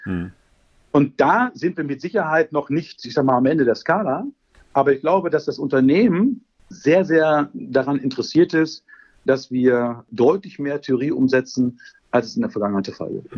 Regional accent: North Rhine-Westphalia, Germany; als Ostwestfale

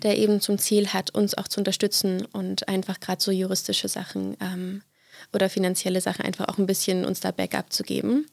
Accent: East Brandenburg, Germany; moved away; ich bin aufgewachsen in Ostbrandenburg, ja. ähm, in verschiedenen Städten bzw. Dörfern.

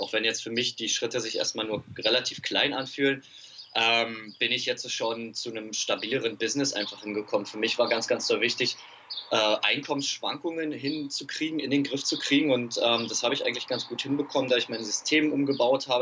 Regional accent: Berlin, Germany; Ich komme aus Berlin

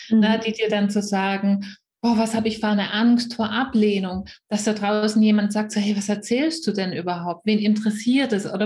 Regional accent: near Stuttgart, Swabia, Baden-Württemberg, Germany; accent: Swabian; ihr werdet schnell hören, wenn ihr es nicht schon gehört habt. Ich komme aus der Nähe von Stuttgart, also aus dem Schwabenland

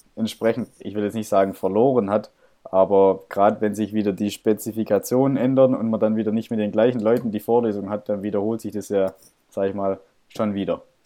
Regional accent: Stuttgart, Baden-Württemberg, Germany; ich komme aus Stuttgart.

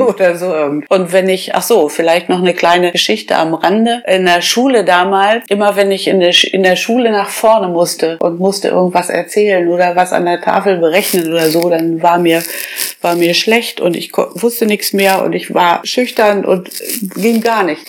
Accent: Kreinsen, Lower Saxony, Germany; moved away as an adult; also born or lived in Bad Gandersheim / Göttingen / Einbeck; now in Holtensen, Germany; Ich bin geboren in Bad Gandersheim und äh, gewohnt habe ich eben zu Hause in meinem Elternhaus in Kreinsen

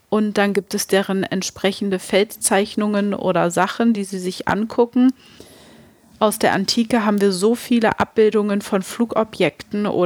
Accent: Germany; bei uns in Deutschland.

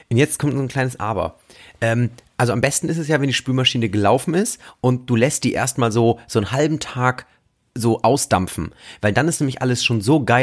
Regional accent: Lower Saxony, Germany; also ich komme aus dem Landkreis Oldenburg

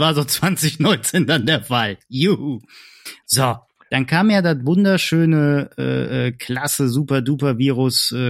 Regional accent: Hesse, Germany; ich bin kein Bayer, ich bin

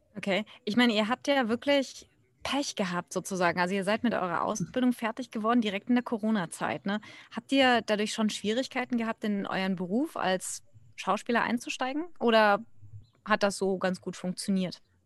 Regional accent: Germany; now in India; Ich bin Deutsche, eigentlich ursprünglich ausgewandert vor mittlerweile knapp 20 Jahren

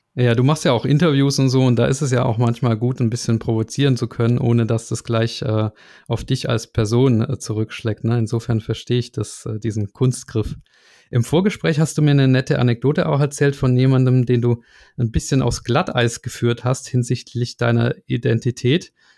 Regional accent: Germany; aber wir Piefkes, wie äh, ihr uns ja nennt, uns Deutschen

